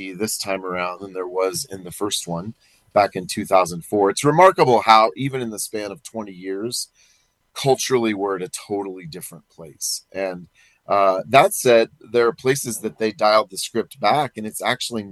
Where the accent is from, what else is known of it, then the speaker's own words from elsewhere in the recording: Perry, Iowa, United States; my hometown of Perry, Iowa